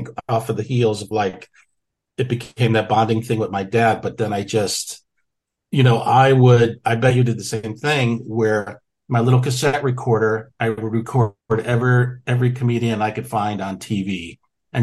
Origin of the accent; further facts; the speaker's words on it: Waterbury, Connecticut, United States; my hometown in Waterbury, Connecticut, a little factory town